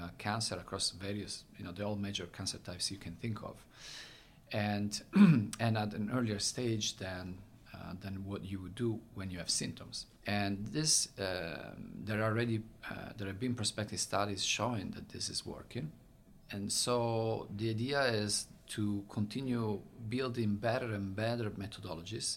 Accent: Italy; accent: Italian; English is a second language; moved away as an adult; now in United States; I'm from Italy. You probably can tell from my very thick accent.

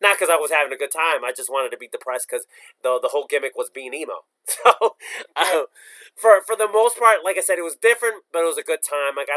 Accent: New Jersey, United States; Like I'm from Jersey, so I drive legit everywhere.

